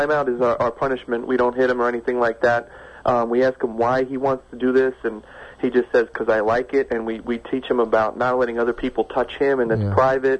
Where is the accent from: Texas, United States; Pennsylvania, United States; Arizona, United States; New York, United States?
New York, United States; now in West Coast, United States; No, I'm originally from New York, but I'm on the West Coast now.